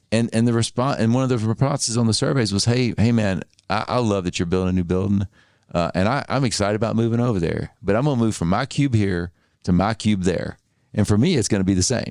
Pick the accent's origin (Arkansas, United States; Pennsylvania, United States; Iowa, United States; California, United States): Arkansas, United States; moved away as an adult; also born or lived in Tennessee / Mississippi; I grew up in Arkansas